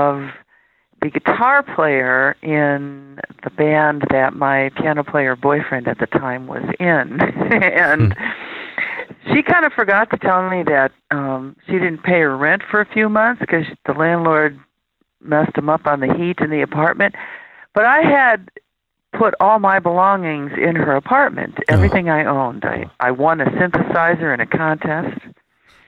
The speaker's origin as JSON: {"language": "English", "town": "Chicago", "region": "Illinois", "country": "United States", "tie": "born or raised there", "moved": "yes", "lives_now": "Los Angeles, United States", "said": "I grew up on the far south side of Chicago"}